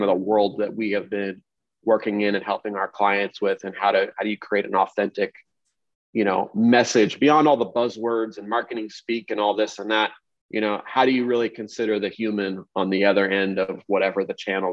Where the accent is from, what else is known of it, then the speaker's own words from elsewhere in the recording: Kansas City, Missouri, United States; also born or lived in Los Angeles; I grew up in Kansas City